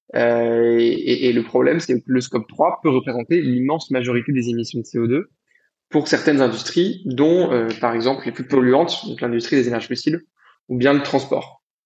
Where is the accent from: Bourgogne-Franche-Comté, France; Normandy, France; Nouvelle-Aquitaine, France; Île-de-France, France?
Île-de-France, France; Paris region; also born or lived in Lausanne, Switzerland; je suis d'origine de région parisienne, je suis franco-libanais. j'ai grandi en France